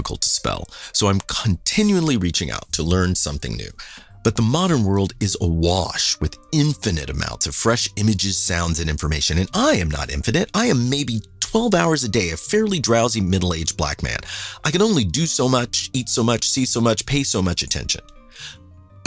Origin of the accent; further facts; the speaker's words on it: Kansas City, United States; moved away as an adult; I was from Kansas City